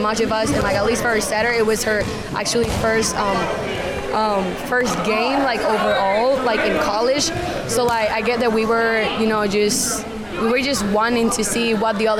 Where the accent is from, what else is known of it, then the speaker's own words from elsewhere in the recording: Richmond, Virginia, United States; I'm from here, Richmond, Virginia